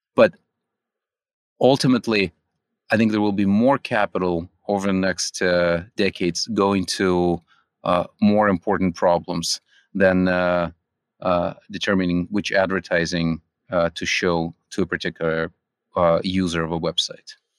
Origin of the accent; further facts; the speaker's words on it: California, United States; also born or lived in Russia; I, uh, grew up in California